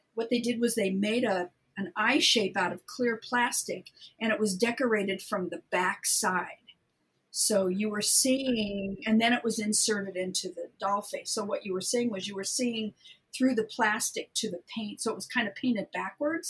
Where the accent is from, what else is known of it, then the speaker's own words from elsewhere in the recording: Southern California, United States; I'm from Southern California originally